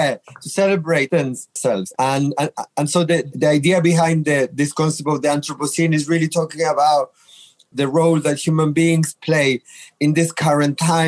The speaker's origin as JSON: {"language": "English", "country": "Chile", "moved": "yes", "lives_now": "England, United Kingdom", "said": "I'm originally from Chile"}